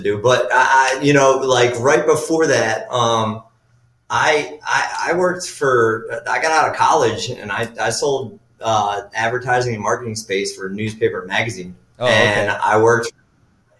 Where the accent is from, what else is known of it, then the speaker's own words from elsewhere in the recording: Philadelphia, Pennsylvania, United States; moved away as an adult; now in Atlantic City, United States; I'm from Philly. I moved down here in 2009.